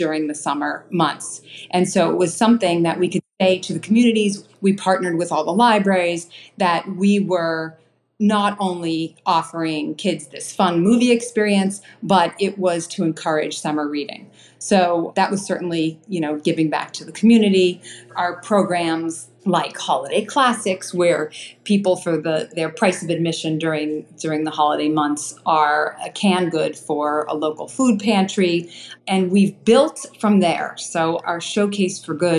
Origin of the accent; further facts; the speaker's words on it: Newton, Massachusetts, United States; I grew up in Newton, Massachusetts, and I'm just probably 6 minutes down the road kind of from Newton.